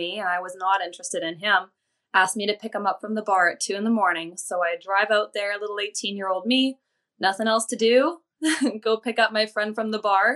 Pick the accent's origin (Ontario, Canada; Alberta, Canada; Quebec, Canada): Alberta, Canada; now in British Columbia, Canada; where I lived and grew up in Alberta, everyone was very culturally, ethnically very similar